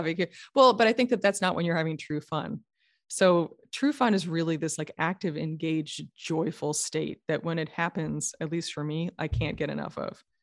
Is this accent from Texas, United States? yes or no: no; New York, United States; moved away; also born or lived in California; I'm from New York originally